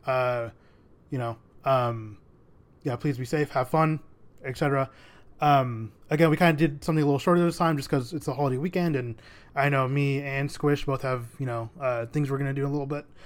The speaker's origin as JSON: {"language": "English", "country": "United States", "said": "being American, but also having a Mexican heritage"}